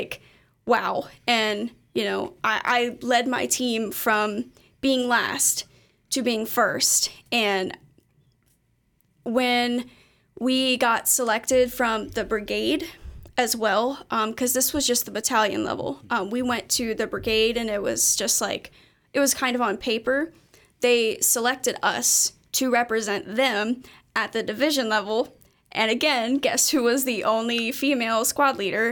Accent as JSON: {"language": "English", "town": "Erlanger", "region": "Kentucky", "country": "United States", "said": "I'm from Erlanger, which is only, like, twenty minutes from here."}